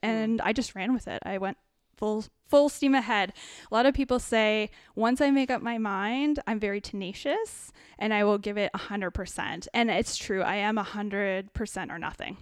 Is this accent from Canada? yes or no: yes; New Hamburg, Ontario, Canada; also born or lived in United States / Kitchener-Waterloo; I grew up in a really small town in New Hamburg, which is just outside Kitchener-Waterloo